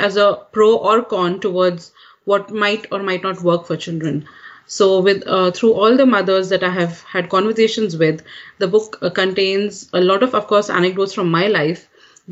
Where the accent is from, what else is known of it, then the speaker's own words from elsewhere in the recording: Kuwait; also born or lived in India; now in United States; I'm an Indian raised in Kuwait, and now I'm raising American kids.